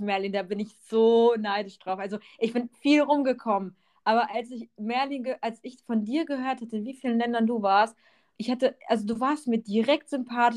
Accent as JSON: {"language": "German", "town": "Bochum", "region": "North Rhine-Westphalia", "country": "Germany", "moved": "yes", "lives_now": "Allgäu, Germany", "said": "ich bin ursprünglich aus dem Ruhrpott, aus Bochum wohne jetzt im schönen Allgäu"}